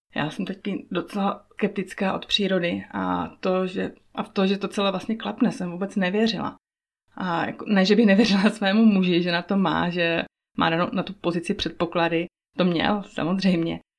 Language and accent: Czech; Moravia, Czechia; moved away as an adult; also born or lived in Prague; now in Switzerland; to místo na Moravě, odkud pocházím